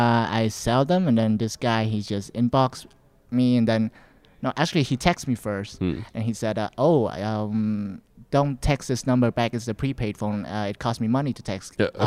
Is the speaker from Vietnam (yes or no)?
yes; Vietnam; now in Canada; back in my place, like people used it. Yeah, Vietnam.